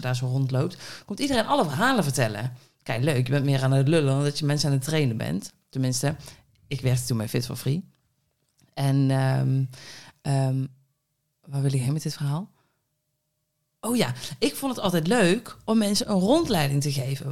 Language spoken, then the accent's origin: Dutch; Budel, North Brabant, Netherlands; moved away; eentje in Budel, waar ik vandaan kom. Hè, een klein Budels dorpje mhm. in, in Brabant